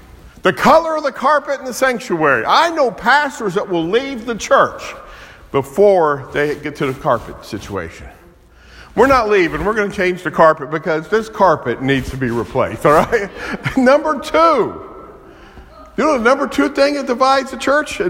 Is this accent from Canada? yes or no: no; Kansas City, Missouri, United States; I'm from Kansas City, right down the road from Arrowhead Stadium